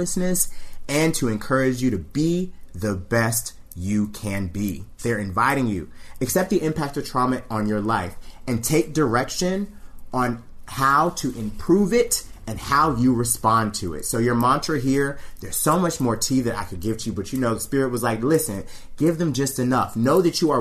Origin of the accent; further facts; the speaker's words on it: the South, United States; I'm from the South